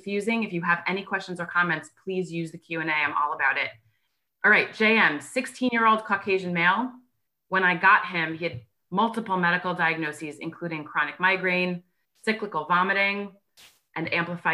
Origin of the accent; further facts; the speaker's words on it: New York, United States; I am a New Yorker natively, so I talk really fast